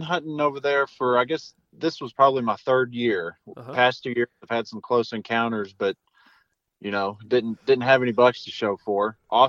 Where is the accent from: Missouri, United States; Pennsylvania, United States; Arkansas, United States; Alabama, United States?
Arkansas, United States; You know, growing up in the Ozarks of Arkansas, you go out and you see 5 deer sit.